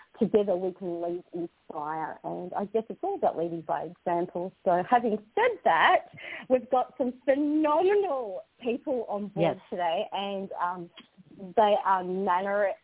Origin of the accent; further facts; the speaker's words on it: North Macedonia; now in Australia; I originate and I was born in the Republic of Macedonia